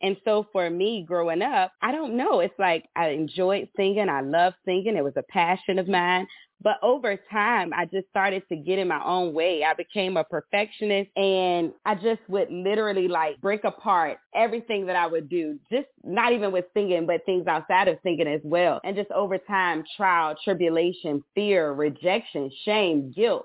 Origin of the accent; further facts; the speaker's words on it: Petersburg, Virginia, United States; I am from Petersburg, Virginia